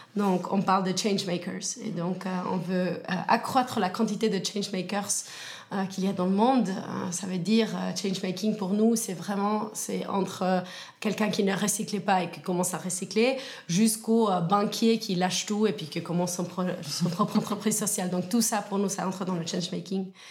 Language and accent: French; Argentina; moved away as an adult; now in Switzerland; je suis suissesse, mais née en Argentine